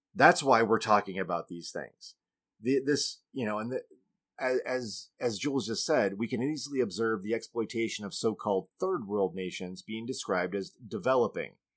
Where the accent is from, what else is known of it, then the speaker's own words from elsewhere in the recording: United States; I am an American.